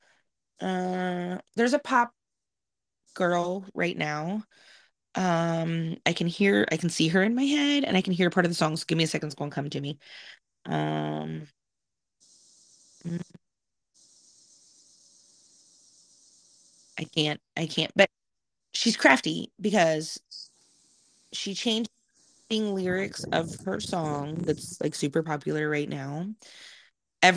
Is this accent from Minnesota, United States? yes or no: no; Massieville, Ohio, United States; growing up in Massieville, we were just far enough past Columbus that we barely got WNCI reception